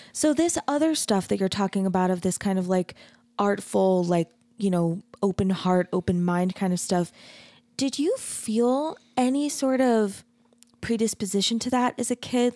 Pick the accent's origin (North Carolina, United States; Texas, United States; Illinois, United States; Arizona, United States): Arizona, United States; Mesa; I grew up in Mesa